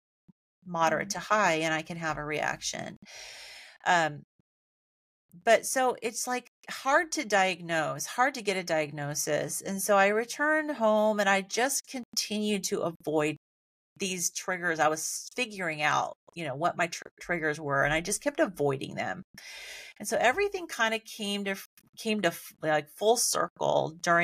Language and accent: English; Central Valley of California, United States; growing up in Central Valley of California, where it was always like triple digits in the summer